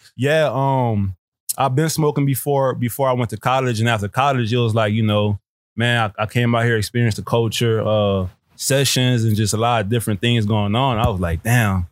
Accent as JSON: {"language": "English", "town": "New Orleans", "region": "Louisiana", "country": "United States", "tie": "born or raised there", "also_born_or_lived": "Texas / Miami", "moved": "as an adult", "lives_now": "California, United States", "said": "growing up in New Orleans"}